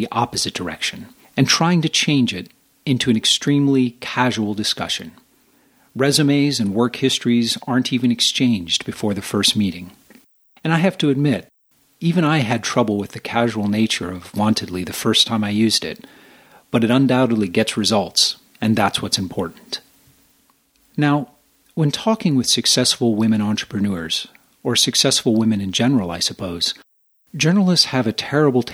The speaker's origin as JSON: {"language": "English", "country": "United States", "moved": "yes", "lives_now": "Japan", "said": "I'm an American"}